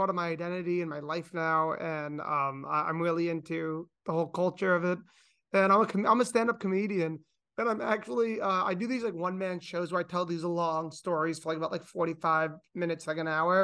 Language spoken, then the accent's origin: English; New York, United States; I'm like from New York